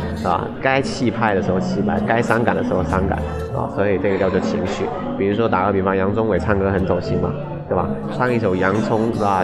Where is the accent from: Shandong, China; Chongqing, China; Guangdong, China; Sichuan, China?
Guangdong, China; Meizhou; accent: Hakka; 我们才是最标准的客家人，啊，不是说最标准，应该说客家话，我觉得是讲得最好听，啊，也是最公认的，就是梅州